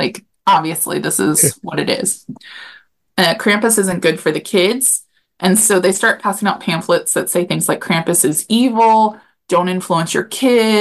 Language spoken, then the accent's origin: English; Topeka, Kansas, United States; I grew up in Topeka in the Potwin area